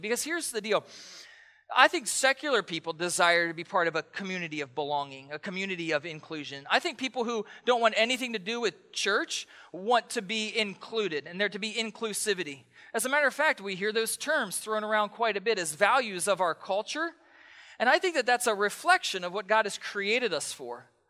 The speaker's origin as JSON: {"language": "English", "region": "East Coast", "country": "United States", "tie": "born or raised there", "moved": "yes", "lives_now": "Pacific Northwest, United States", "said": "I grew up on the East Coast"}